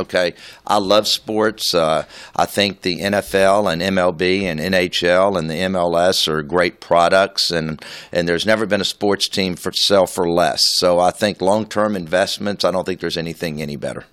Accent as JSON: {"language": "English", "town": "Houston", "region": "Texas", "country": "United States", "tie": "born or raised there", "said": "to have been around so long in my hometown"}